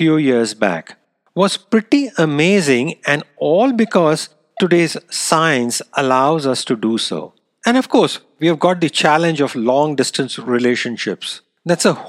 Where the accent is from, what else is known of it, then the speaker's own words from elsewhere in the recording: India; moved away; it happened to be my hometown as well